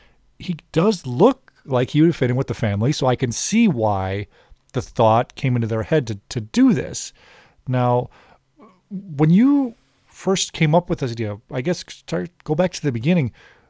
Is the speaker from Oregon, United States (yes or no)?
no; Chicago, Illinois, United States; I'm from Chicago